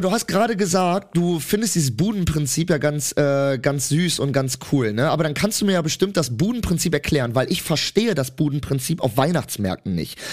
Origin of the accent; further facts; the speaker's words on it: Cologne, North Rhine-Westphalia, Germany; ich komme ja aus Köln und vor allem komme ich auch aus nicht einer schönen Ecke aus Köln. Ich komme aus Köln-Mühlheim